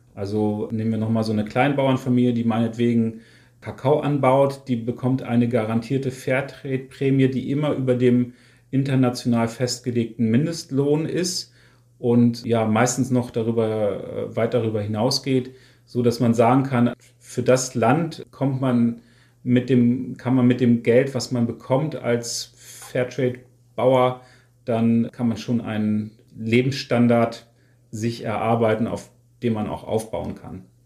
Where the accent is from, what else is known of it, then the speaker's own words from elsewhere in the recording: Wolfsburg, Lower Saxony, Germany; moved away as an adult; now in Niebüll, Germany; ist meine Heimatstadt Wolfsburg schon die Stadt, an der mein Herz hängt